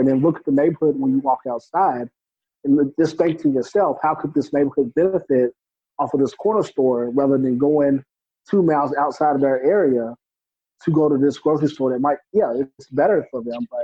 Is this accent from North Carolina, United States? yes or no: yes; New Bern, North Carolina, United States; I'm from New Bern, which is a small, it's known as an agricultural community before